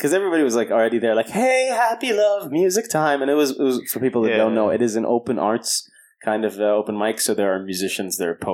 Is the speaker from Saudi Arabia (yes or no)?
yes; Saudi Arabia; moved away; I grew up in Saudi